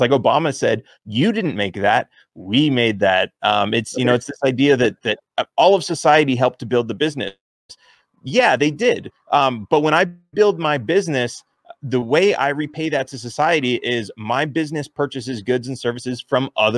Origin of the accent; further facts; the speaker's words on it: California, United States; I grew up in California